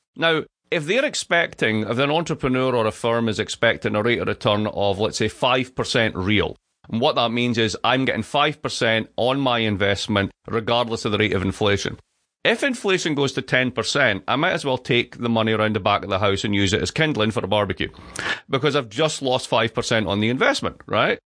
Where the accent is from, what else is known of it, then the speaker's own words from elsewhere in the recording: Dundee, Scotland, United Kingdom; moved away; I grew up in Dundee. Dundee